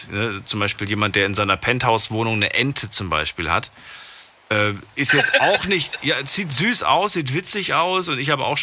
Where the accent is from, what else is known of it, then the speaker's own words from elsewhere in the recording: Stuttgart area, Baden-Württemberg, Germany; Raum Stuttgart.